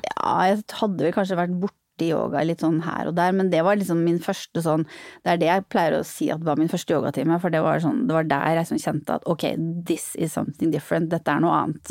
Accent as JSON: {"language": "Norwegian", "country": "Norway", "also_born_or_lived": "Netherlands", "said": "min vennegjeng hjemme i Norge"}